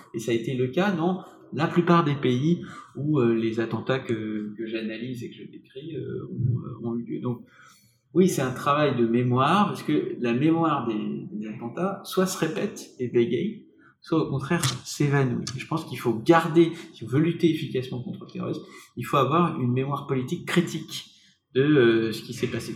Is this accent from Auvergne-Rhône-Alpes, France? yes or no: no; Paris, Île-de-France, France; Nous sommes euh, parisiens, nous sommes français